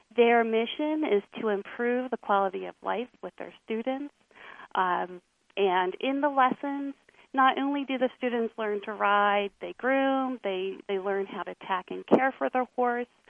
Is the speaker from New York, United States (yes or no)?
no; Lancaster County, Pennsylvania, United States; also born or lived in Philadelphia suburbs; I grew up in Lancaster County, Pennsylvania